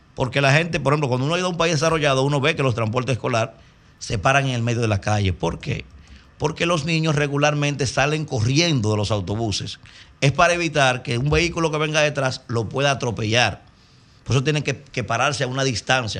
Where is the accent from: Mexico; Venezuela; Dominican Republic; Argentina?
Dominican Republic; Como dominicano